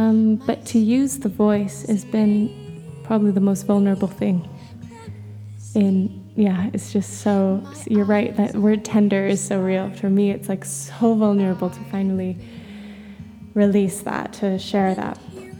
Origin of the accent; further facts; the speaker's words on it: Bogor, West Java, Indonesia; also born or lived in Jakarta / Bali / Philippines; But I was born in Indonesia. I was born in Jakarta and raised in just Bogor, outside of Jakarta, and in Bali.